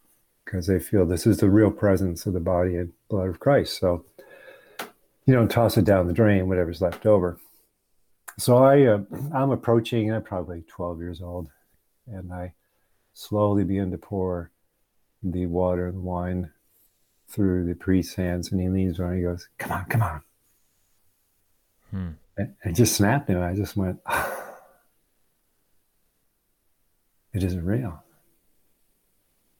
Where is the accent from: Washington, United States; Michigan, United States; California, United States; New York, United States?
Michigan, United States; moved away; I grew up in the Episcopal Church, USA, from the late great state of Michigan